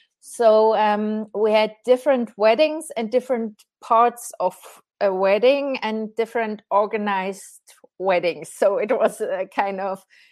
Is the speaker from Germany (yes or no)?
yes; Germany; now in Switzerland; I'm from Germany and living in Switzerland